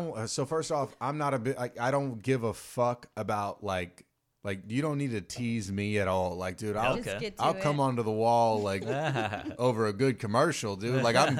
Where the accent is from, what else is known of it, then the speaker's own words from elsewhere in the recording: the South, United States; and I'm from the South, so like I see this even harder, right?